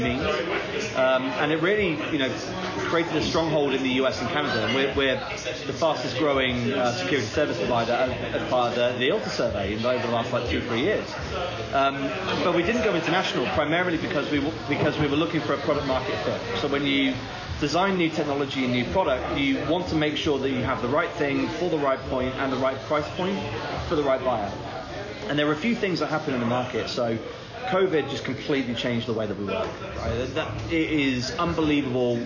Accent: South West England, United Kingdom; I am from the southwest of England, so my team is Bristol City

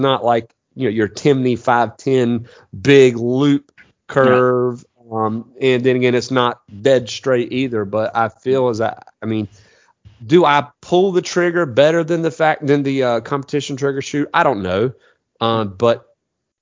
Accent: United States; Being an American

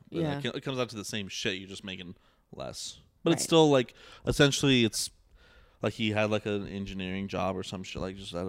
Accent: Bosnia & Herzegovina; I'm white and I'm from Bosnia.

